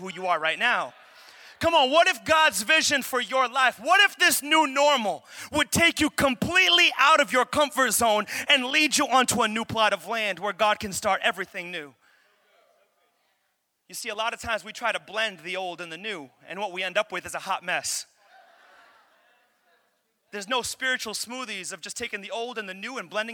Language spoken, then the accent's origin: English; Pawtucket, Rhode Island, United States; also born or lived in Central Falls; I'm from Pawtucket